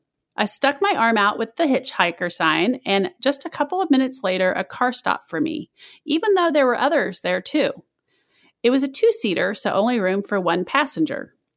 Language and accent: English; Poland; and grew up in Poland. In the mid-90s, I was working in a city about 30 kilometers or 20 miles from my hometown, and I had to take a bus to get there.